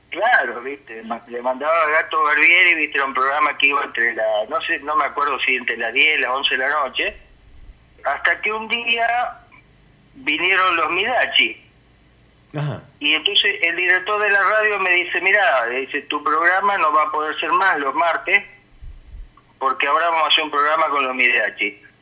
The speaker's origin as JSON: {"language": "Spanish", "region": "Santa Fe", "country": "Argentina", "tie": "born or raised there", "said": "yo vivía en en un, en un barrio en la ciudad este, de Santa Fe Capital, donde pasé toda mi infancia y gran parte de mi juventud"}